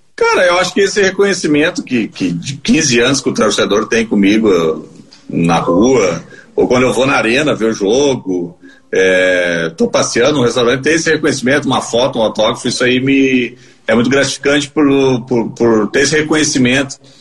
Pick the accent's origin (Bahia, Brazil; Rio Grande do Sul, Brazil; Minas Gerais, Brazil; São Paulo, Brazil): Rio Grande do Sul, Brazil; Gravataí; eu nasci aqui em Gravataí mesmo, morava aqui na Parada 72, pertinho de onde eu moro hoje